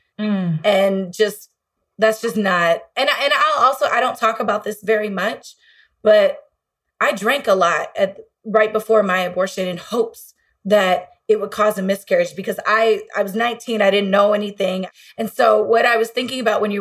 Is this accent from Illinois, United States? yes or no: yes; Illinois, United States; my home state of Illinois